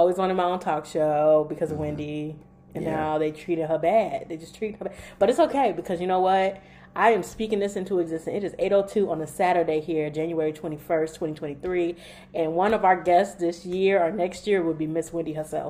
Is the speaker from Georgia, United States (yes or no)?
no; suburbs of Chicago, Illinois, United States; now in California, United States; We're from the suburbs of Chicago